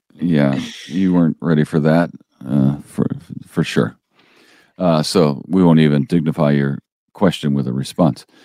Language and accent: English; St. Louis, Missouri, United States; now in Springfield, United States; I'm from Saint Louis